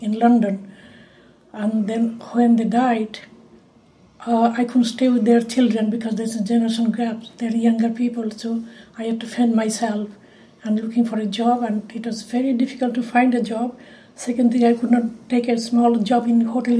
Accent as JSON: {"language": "English", "town": "Kolkata", "region": "West Bengal", "country": "India", "tie": "born or raised there", "moved": "as an adult", "lives_now": "Wales, United Kingdom", "said": "I was born in Kolkata, India"}